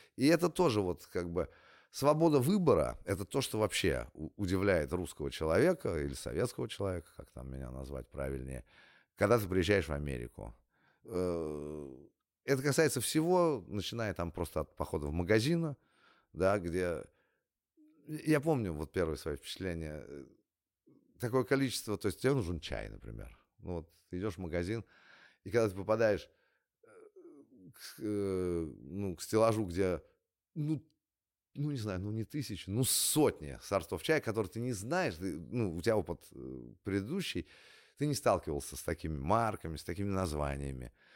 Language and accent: Russian; Russia; moved away as an adult; also born or lived in California; я из России